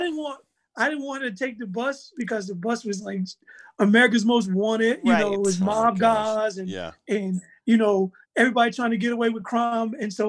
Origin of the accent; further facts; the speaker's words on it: Fayetteville, United States; and I'm from Fayetteville